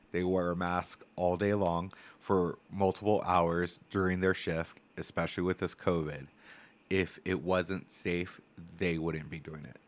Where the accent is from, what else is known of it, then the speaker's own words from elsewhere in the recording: Templeton, California, United States; I grew up in Templeton, California. Super small town